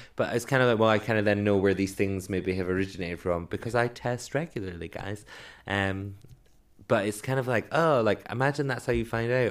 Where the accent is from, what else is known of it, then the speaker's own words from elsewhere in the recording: Edinburgh, Scotland, United Kingdom; now in London, United Kingdom; where I grew up in Edinburgh